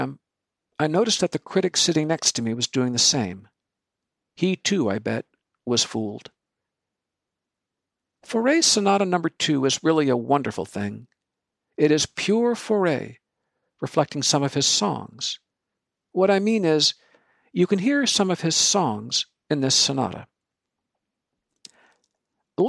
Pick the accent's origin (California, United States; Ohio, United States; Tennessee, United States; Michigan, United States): Michigan, United States; Ann Arbor; my hometown of Ann Arbor, Michigan